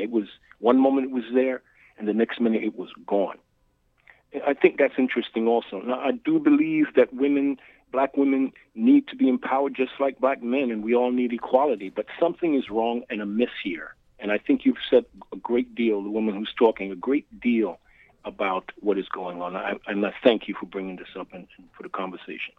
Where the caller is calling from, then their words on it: New York City, New York, United States; I'm calling from Brooklyn.